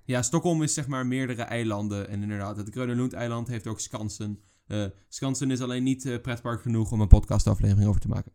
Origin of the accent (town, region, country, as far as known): Netherlands